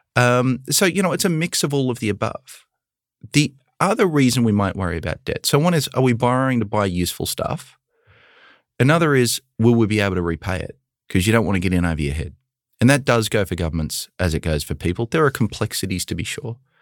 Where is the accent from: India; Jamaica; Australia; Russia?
Australia; born or raised there; now in United States